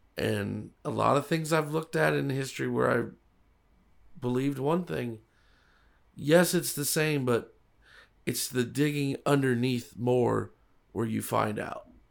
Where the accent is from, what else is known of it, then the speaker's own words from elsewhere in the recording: Broward County, South Florida, United States; I, as a child, I grew up in Broward County, so Miami-Dade, Broward County, South Florida, I know it pretty well